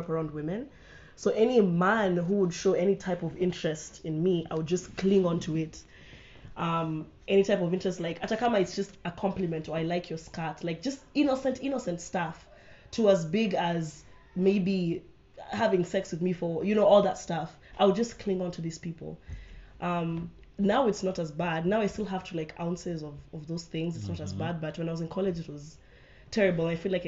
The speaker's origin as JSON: {"language": "English", "country": "Kenya", "also_born_or_lived": "United States", "moved": "yes", "lives_now": "Rwanda", "said": "I am Kenyan, but before I came to Rwanda, I was based in the US"}